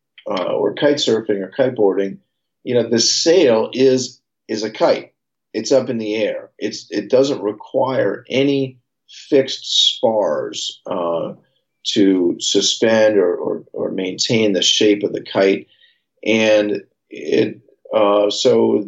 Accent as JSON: {"language": "English", "town": "San Francisco", "region": "California", "country": "United States", "tie": "born or raised there", "said": "I grew up right here in San Francisco. I was born and raised. I'm a San Francisco native"}